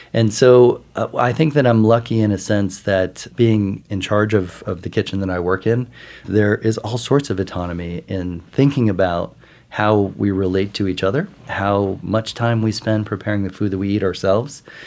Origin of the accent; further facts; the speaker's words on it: Midwest, United States; now in New York, United States; I grew up in the Midwest, eating a, an all-American diet